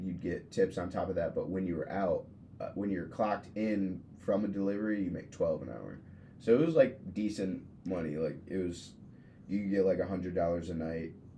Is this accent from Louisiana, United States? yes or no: no; Grand Rapids, Michigan, United States; I grew up in Grand Rapids, but I moved there for, like, high school-y stuff